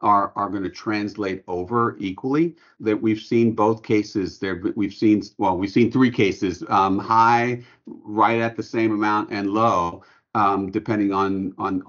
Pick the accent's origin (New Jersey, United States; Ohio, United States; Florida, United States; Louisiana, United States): Louisiana, United States; New Orleans; we're from New Orleans